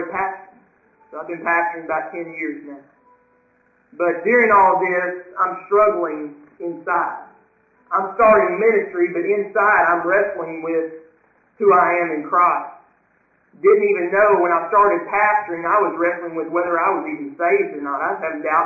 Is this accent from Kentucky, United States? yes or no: yes; Western Kentucky, United States; I'm a Western Kentucky boy, born and raised in Western Kentucky